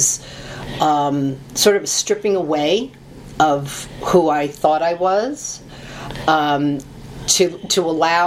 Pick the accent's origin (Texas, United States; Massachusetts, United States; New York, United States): New York, United States; New York City; I was born in Brooklyn. I'm a Brooklyn Italian girl